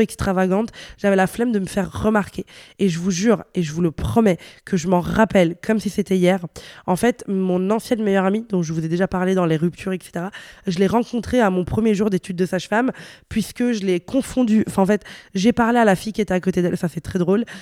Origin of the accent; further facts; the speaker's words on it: Italy; moved away; also born or lived in Brussels, Belgium; je venais d'Italie, j'avais des codes vestimentaires qui n'étaient pas ceux de Bruxelles. C'est-à-dire que bah, chez moi, en Italie, on ose